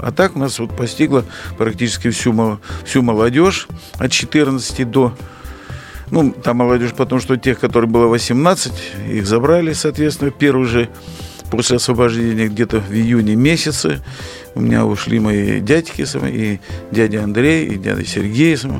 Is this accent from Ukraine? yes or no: no; Brest Region, Belarus; мы уже в пятом поколении проживаем в Белоруссии